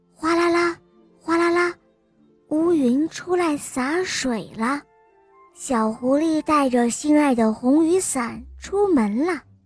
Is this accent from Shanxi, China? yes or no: yes; Taiyuan, Shanxi, China; 我今年四岁了，我来自山西太原